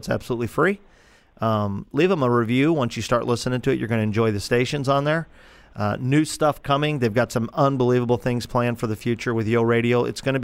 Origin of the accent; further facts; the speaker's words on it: Granite City, Illinois, United States; right outside on the edge of town on Granite City, my hometown. Happy to call that my hometown